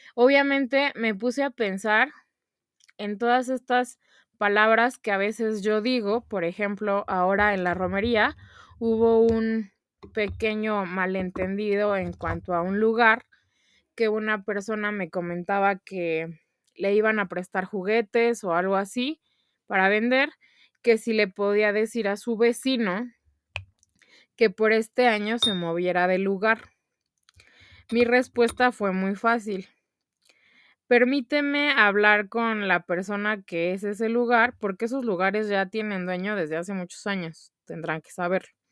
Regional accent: Mexico; como mexicanos

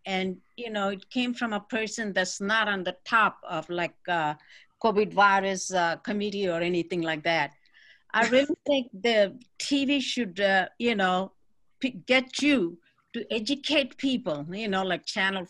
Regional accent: India; moved away; I'm from India. I'm a Hindu

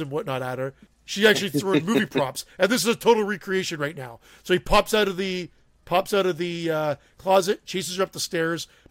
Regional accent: Canada; we're Canadian on this show

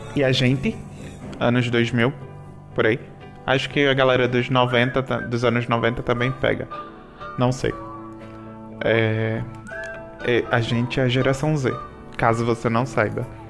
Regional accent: Manari, Pernambuco, Brazil; moved away; eu sempre vou voltar para Manari, que é a, a cidade, na, minha cidade natal.

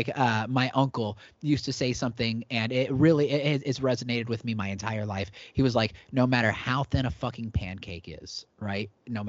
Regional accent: Terre Haute, Indiana, United States; I was about 3 hours south of Chicago in Terre Haute, Indiana.

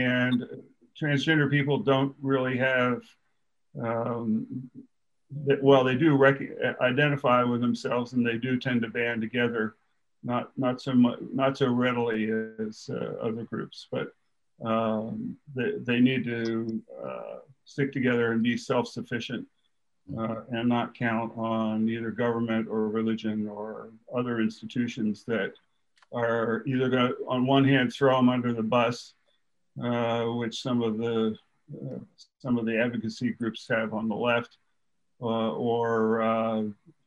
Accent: New Jersey, United States; I'm from South Jersey

